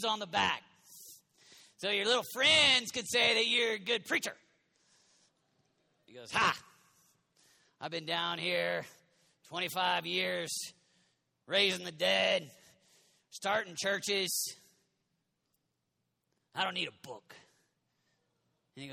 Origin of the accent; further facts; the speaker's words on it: United States; We're all American pastors.